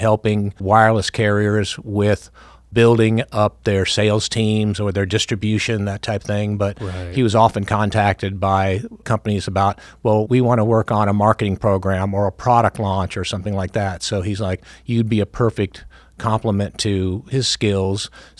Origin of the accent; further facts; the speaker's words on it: Millbrook, Alabama, United States; He ended up, his last station was in Montgomery, Alabama, so we lived in a little town just outside of Montgomery called Millbrook